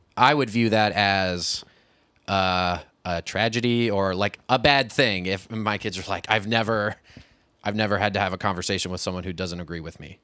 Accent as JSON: {"language": "English", "town": "Kirksville", "region": "Missouri", "country": "United States", "tie": "born or raised there", "said": "I went to college in my hometown"}